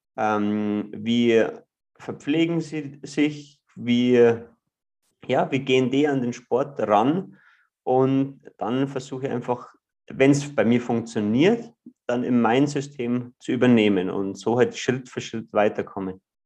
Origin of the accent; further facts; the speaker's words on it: Ruhpolding, Bavaria, Germany; ich bin äh, aus Ruppolding im Süden von Bayern groß geworden, an einem Skilift aufgewachsen